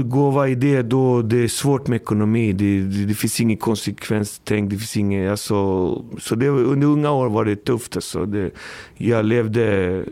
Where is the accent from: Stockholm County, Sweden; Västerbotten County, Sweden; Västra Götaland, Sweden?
Stockholm County, Sweden; Botkyrka; Och jag kommer från Alby, uppfostrad, uppvuxen i Alby